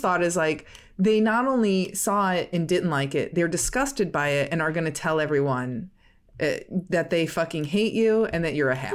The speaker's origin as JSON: {"language": "English", "region": "Midwest", "country": "United States", "said": "We're both from the Midwest"}